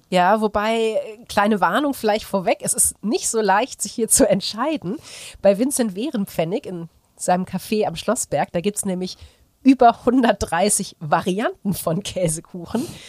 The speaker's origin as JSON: {"language": "German", "town": "Aachen", "region": "North Rhine-Westphalia", "country": "Germany", "said": "Ich komme ja aus Aachen."}